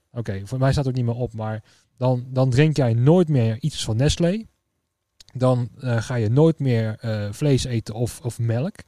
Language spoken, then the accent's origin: Dutch; Netherlands; also born or lived in Tiel / Ede / Veenendaal; now in Utrecht, Netherlands; Dus vandaar dat de Tiel, Ede, Veenendaal, dat is ook wel een beetje ja, waar, ja, waar ik een beetje mijn jeugd heb, eh, heb gehad